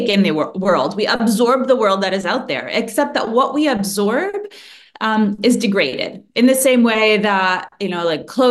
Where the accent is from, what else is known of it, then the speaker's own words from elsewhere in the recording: United States; I'm from the United States